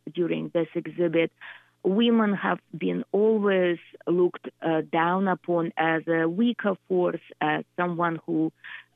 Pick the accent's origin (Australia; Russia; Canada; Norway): Russia; Moscow; moved away as an adult; also born or lived in Willimantic, Connecticut; now in United States; I'm Russian myself. I grew up in Moscow